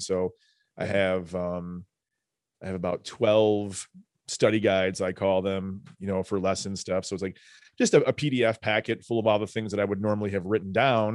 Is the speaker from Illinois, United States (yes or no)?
yes; New Lenox, Illinois, United States; we grew up in New Lenox